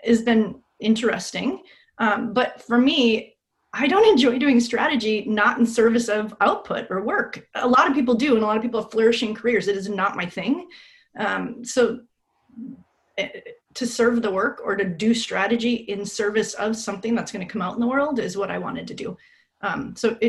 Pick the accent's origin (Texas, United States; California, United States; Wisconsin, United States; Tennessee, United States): Wisconsin, United States; Green Bay; I'm from East Green Bay, Wisconsin.